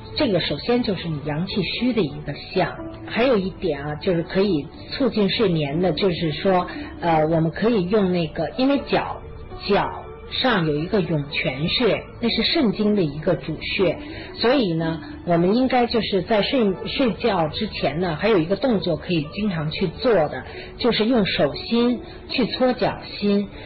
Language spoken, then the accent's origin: Chinese; China; 我们中国人